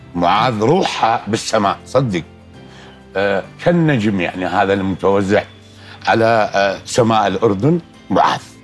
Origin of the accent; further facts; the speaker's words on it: Iraq; بلدي العراق